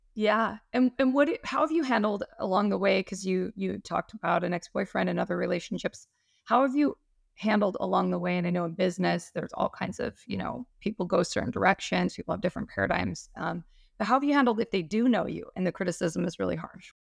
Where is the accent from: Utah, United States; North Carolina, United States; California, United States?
Utah, United States; now in Hawaii, United States; I'm from Utah